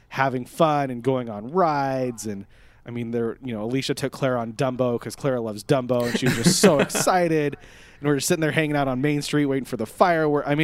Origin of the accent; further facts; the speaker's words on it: Netherlands; I'm from Holland. Isn't that weird?